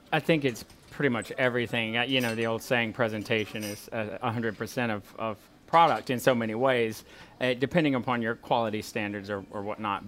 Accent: Walker, Louisiana, United States; now in Baton Rouge, United States; I come from Walker and we're sort of country people, so it's tough to leave family

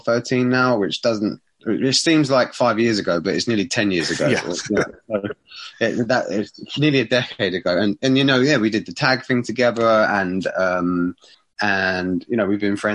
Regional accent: Borehamwood, East of England, United Kingdom; Borehamwood's my hometown.

